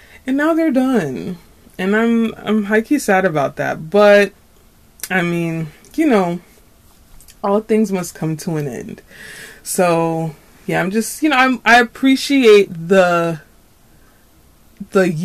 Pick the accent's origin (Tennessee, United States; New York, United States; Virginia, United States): New York, United States; I'm from New York. I'm a New Yorker.